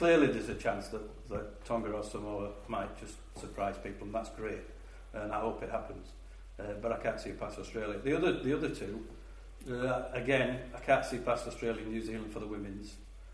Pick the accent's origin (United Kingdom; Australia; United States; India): United Kingdom; Yorkshire and the Humber; being a Yorkshireman